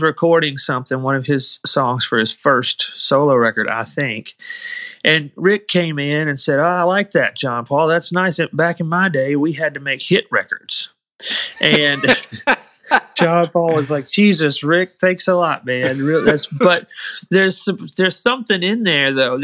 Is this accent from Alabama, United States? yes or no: yes; Muscle Shoals, Alabama, United States; I grew up in Muscle Shoals